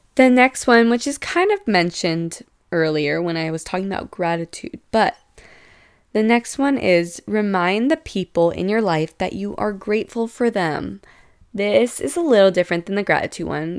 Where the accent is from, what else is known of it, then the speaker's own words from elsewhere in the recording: San Diego, California, United States; I'm from San Diego